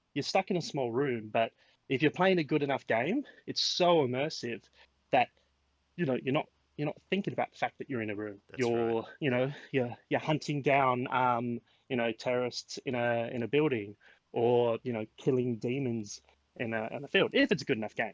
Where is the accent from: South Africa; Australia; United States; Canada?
Australia; born or raised there